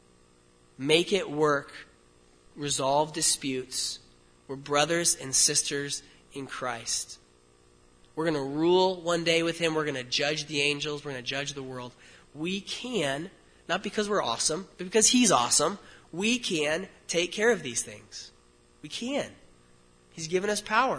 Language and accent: English; United States; I'm an American